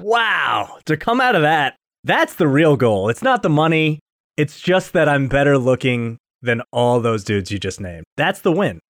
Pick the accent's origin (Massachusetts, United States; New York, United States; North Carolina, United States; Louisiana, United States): New York, United States; I'm a New Yorker